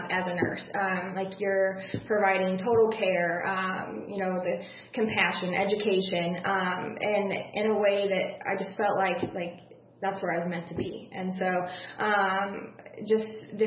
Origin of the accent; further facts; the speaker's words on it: Metamora, Illinois, United States; born and raised in Metamora